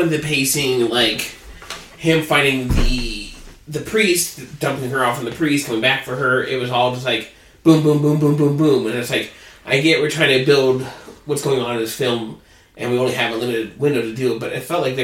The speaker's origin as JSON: {"language": "English", "country": "United States", "said": "I am an American"}